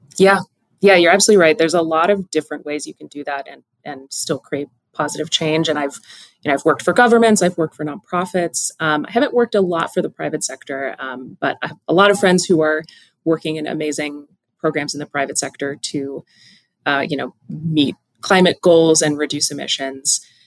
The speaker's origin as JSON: {"language": "English", "area": "Pacific Northwest", "region": "home state of Washington", "country": "United States", "tie": "born or raised there", "said": "growing up in the Pacific Northwest, we're, we're little, you know, forest gremlins as children"}